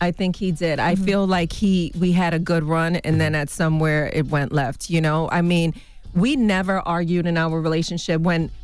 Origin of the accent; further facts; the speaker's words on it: Bronx, New York, United States; I grew up in the Bronx.